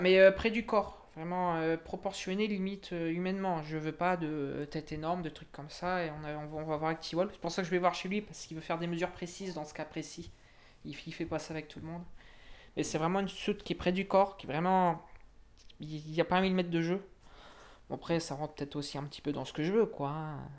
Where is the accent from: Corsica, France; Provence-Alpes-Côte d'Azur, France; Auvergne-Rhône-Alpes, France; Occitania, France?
Auvergne-Rhône-Alpes, France; Montluçon; moved away as an adult; now in Bordeaux, France; moi, je viens d'Auvergne, du côté de Montluçon